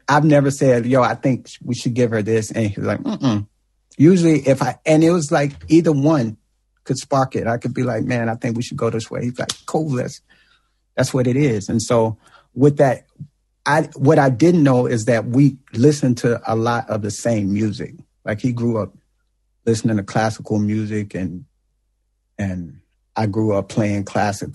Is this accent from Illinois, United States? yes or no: yes; East St. Louis, Illinois, United States; I'm from East St. Louis